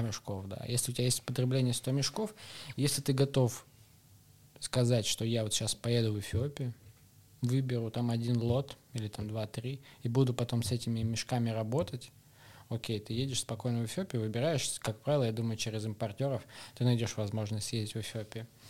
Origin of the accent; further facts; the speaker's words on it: Novosibirsk, Novosibirsk Oblast, Russia; now in Moscow, Russia; Я вообще сибиряк. Я из Новосибирска.